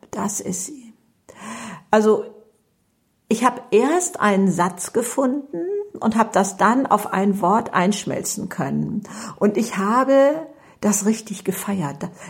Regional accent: Hamburg, Germany; Ja, also ich komme aus Hamburg und bin ähm, 72 Jahre alt, ich habe drei Kinder und drei Enkelkinder oder so etwas.

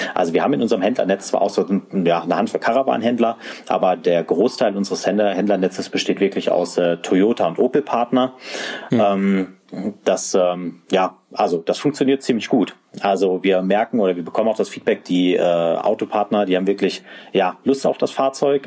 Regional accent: area south of Hannover, Lower Saxony, Germany; moved away; ich äh, bin ja eigentlich gebürtiger, fast schon Norddeutscher. Ich komme aus der Gegend äh, südlich von Hannover

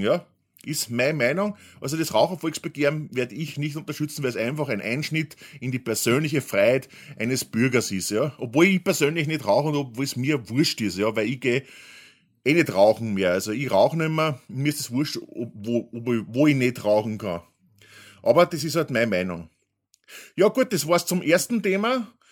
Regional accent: Austria

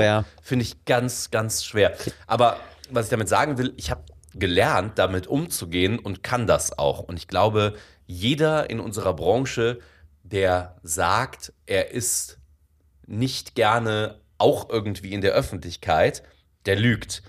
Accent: Bensberg, North Rhine-Westphalia, Germany; also born or lived in Indonesia / Cologne; ich komme ja aus dem Bergischen Land, aus Bensberg

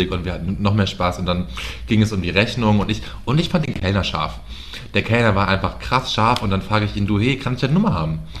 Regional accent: Austria; ich bin ja Österreicher, ja. Ich bin Österreicher.

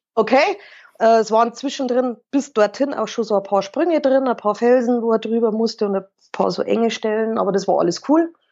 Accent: Burghausen, Bavaria, Germany; ich bin aus Burghausen.

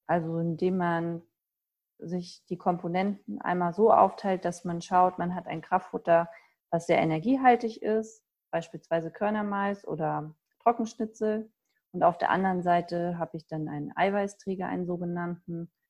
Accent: Hesse, Germany; weil ich komme ja ursprünglich aus Nordhessen, habe in Göttingen studiert und da gab es das gar nicht.

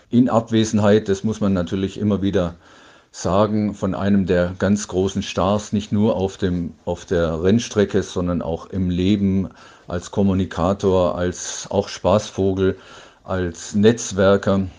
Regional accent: Dortmund, North Rhine-Westphalia, Germany; aus meiner Heimat hier in Dortmund

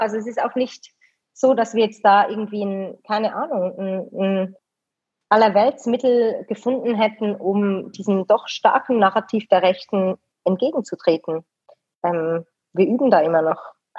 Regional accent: Switzerland; bin hier in der Schweiz geboren, zufällig mit dem Schweizer Pass ausgestattet

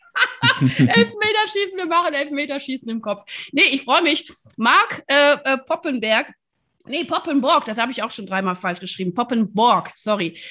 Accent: Rhineland, Germany; ich bin Rheinländerin

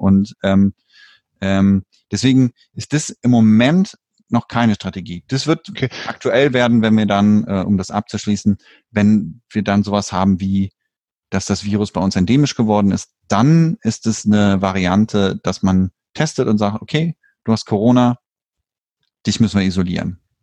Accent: Germany; now in Sweden; bei uns in Deutschland

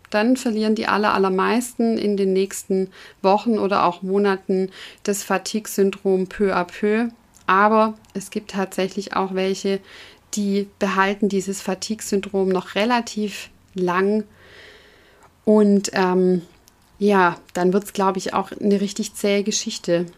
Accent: Southern Germany, Germany; also bei uns im süddeutschen Raum, da wo ich herkomme

